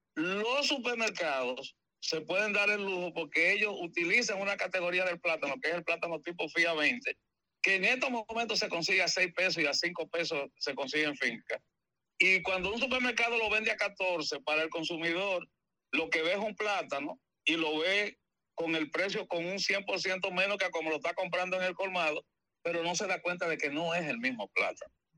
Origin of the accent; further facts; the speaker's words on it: San Pedro de Macorís, Dominican Republic; en San Pedro de Macorís, que es mi ciudad natal